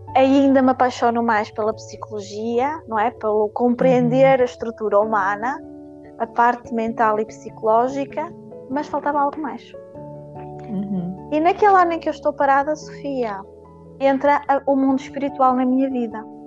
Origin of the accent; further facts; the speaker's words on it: Paços de Ferreira, Norte, Portugal; now in Guimarães, Portugal; Eu sou de Passo Ferreira